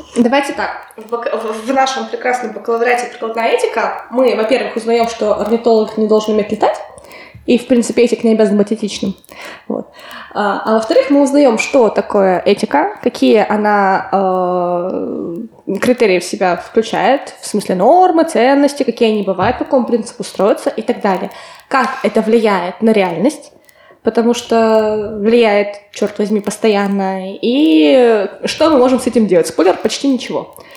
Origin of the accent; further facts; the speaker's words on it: Kotlas, Arkhangelsk Oblast, Russia; moved away as an adult; also born or lived in Peterhof, Saint Petersburg; now in Saint Petersburg, Russia; в моем родном городе, в Котласе